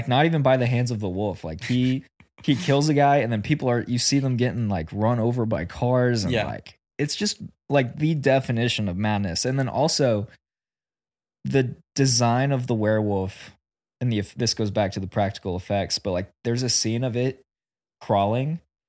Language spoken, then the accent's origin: English; Oklahoma, United States; Yeah, we grew up in Oklahoma, so again.